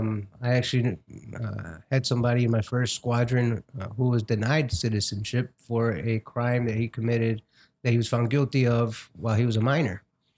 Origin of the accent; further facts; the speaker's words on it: Mexico; now in United States; I'm an immigrant from Mexico.